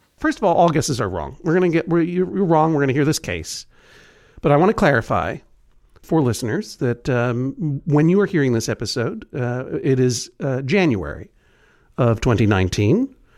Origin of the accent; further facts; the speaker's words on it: New England, United States; I'm from New England, a region of the United States.